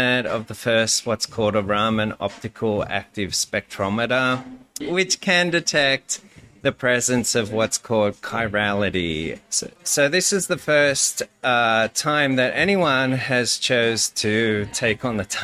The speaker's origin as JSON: {"language": "English", "town": "Sydney", "region": "New South Wales", "country": "Australia", "tie": "born or raised there", "also_born_or_lived": "Kansas", "moved": "as an adult", "lives_now": "Lawrence, United States", "said": "from Sydney, Australia. And I've been in Kansas for, I guess, 14 going on 15 fun-filled years. Yeah, I sort of grew up in a blue-collar area."}